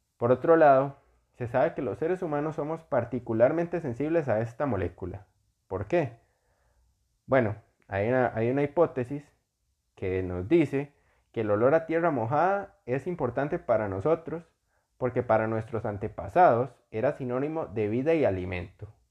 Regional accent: Costa Rica; yo soy costarricense, vivo en Costa Rica

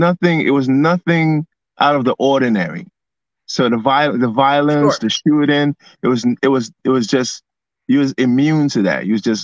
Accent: New York City, New York, United States; Yeah, I'm from Brownsville, the 90s, right?

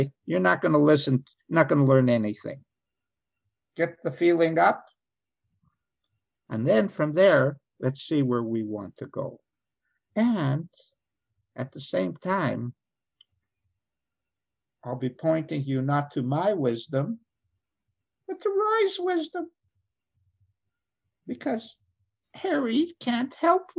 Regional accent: Canada; I'm Canadian

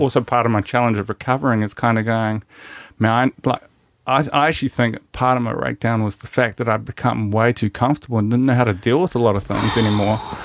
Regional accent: New Zealand; as Kiwi men

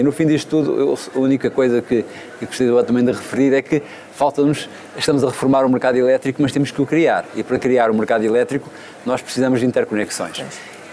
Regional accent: Óbidos, Centro, Portugal; now in Évora, Portugal; eu não nasci em Évora, nasci em Óbidos, mas Évora adotou-me

